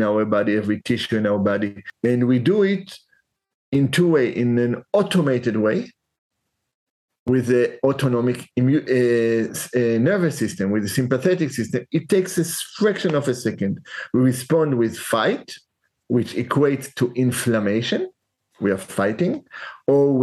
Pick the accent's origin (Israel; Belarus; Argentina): Israel; now in San Francisco, United States; when I was 12 years old in Israel, so over 50 years ago